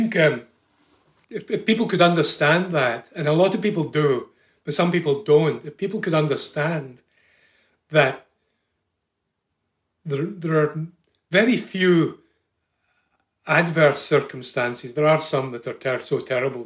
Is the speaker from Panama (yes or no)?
no; Scotland, United Kingdom; now in Ireland; I come from Scotland originally